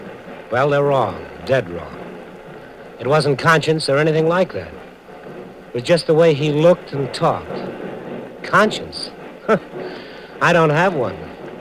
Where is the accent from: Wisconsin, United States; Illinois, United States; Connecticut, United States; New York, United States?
Wisconsin, United States; Milwaukee